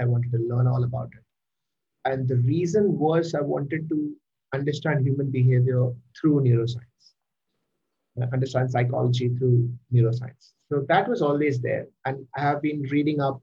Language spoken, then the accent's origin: English; Mumbai, Maharashtra, India; I am born and brought up in Mumbai and I've been in Mumbai my whole life, although my ancestors are from Kerala.